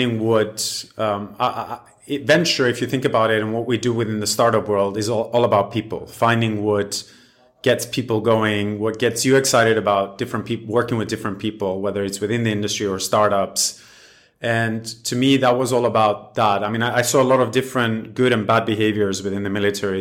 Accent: Cyprus; I was born and raised in Cyprus

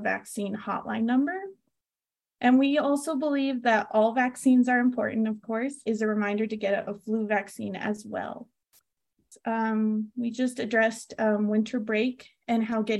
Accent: Las Cruces, New Mexico, United States; also born or lived in California; I am from California, but after moving to New Mexico at a young age to be closer to family, I now consider my home to be Las Cruces

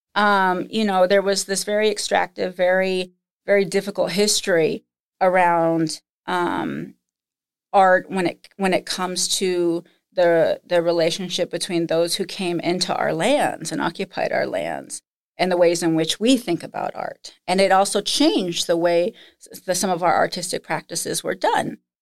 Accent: Nebraska, United States; moved away; also born or lived in Lincoln, Nebraska / Minnesota; growing up in Nebraska

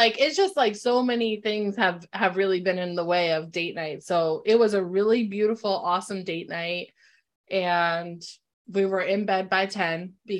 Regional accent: New Britain, Connecticut, United States; We're from New Britain, so we came back up this way

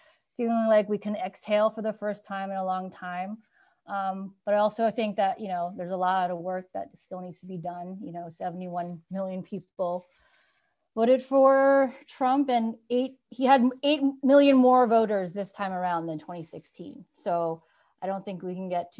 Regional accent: New York, United States; also born or lived in San Francisco; now in Minneapolis, United States; I grew up in New York, but I say I found myself in San Francisco.

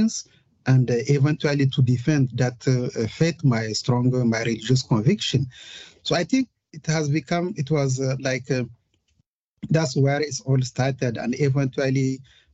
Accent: Niger; now in London, United Kingdom; I'm originally from Niger Republic

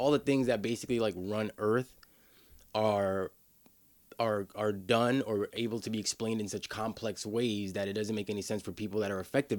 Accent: New York City, New York, United States; Washington Heights, New York City. So that's like uptown, like between the Bronx and Harlem.

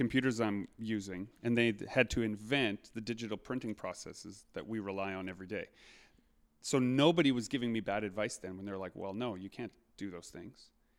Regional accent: Winnipeg, Manitoba, Canada; and I grew up here in Winnipeg, but I live just outside of the city.

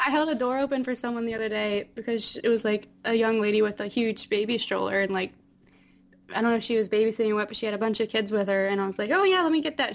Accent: Apex, North Carolina, United States; moved away; Just outside of Raleigh. Mm. Uh, Apex

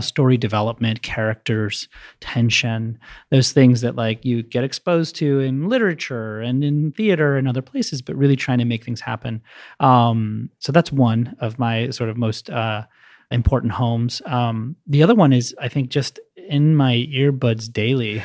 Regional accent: Maryland, United States; also born or lived in San Francisco; now in Chicago, United States; I grew up in Maryland, and I currently stay in Pilsen.

